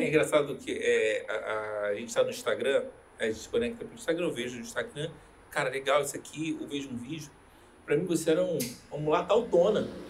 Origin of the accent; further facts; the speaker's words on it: Rio de Janeiro, Brazil; moved away as an adult; now in Curitiba, Brazil; sou carioca